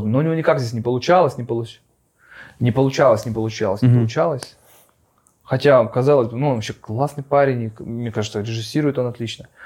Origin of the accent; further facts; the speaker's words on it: Far East, Russia; moved away; Мне еще даже к тому же помогает то, что мы уехали очень давно, и мы уехали с Дальнего Востока.